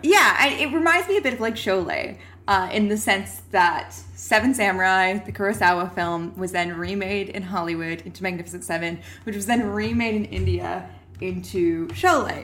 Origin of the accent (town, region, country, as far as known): rural Alberta, Canada; born or raised there